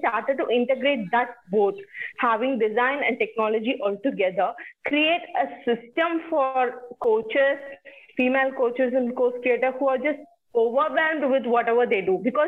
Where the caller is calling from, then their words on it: India; I'm talking from India.